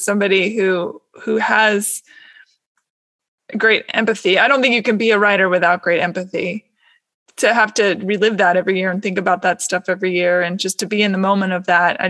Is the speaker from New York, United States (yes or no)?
no; Seattle, Washington, United States; I grew up in Seattle